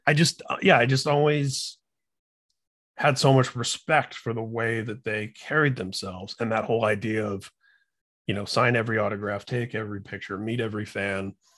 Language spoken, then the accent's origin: English; Indiana, United States; I'm from Indiana